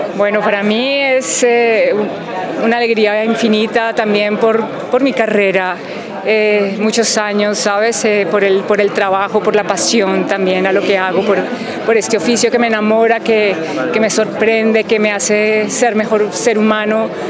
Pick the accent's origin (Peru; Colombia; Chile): Colombia; como colombiana